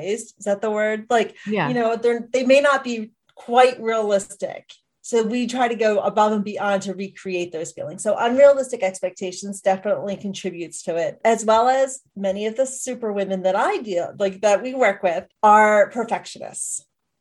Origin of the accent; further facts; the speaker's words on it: Philadelphia, Pennsylvania, United States; moved away as an adult; now in Montana, United States; I'm actually an East Coast native though, born and raised in Philadelphia